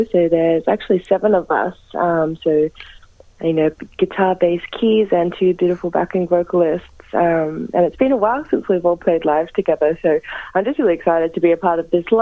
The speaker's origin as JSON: {"language": "English", "area": "Gunaikurnai country, south-east Gippsland", "region": "Victoria", "country": "Australia", "tie": "born or raised there", "moved": "as an adult", "lives_now": "Melbourne, Australia", "said": "I was actually born and raised on Kanai Kanai country down in southeast Gippsland"}